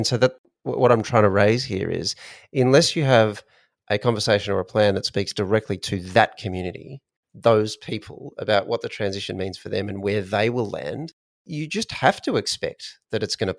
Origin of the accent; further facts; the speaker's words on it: Australia; we're Australian.